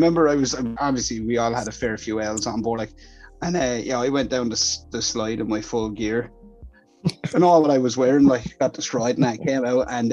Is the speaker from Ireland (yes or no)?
yes; Ireland; I'm Irish